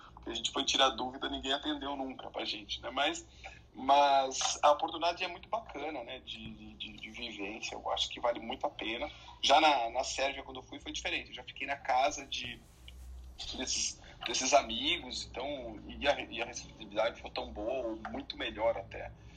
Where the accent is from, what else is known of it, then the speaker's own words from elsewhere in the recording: Brazil; do Brasil